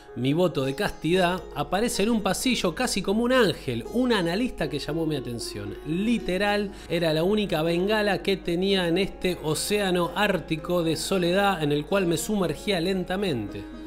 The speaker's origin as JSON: {"language": "Spanish", "region": "Córdoba", "country": "Argentina", "moved": "as an adult", "said": "soy un negro de Córdoba"}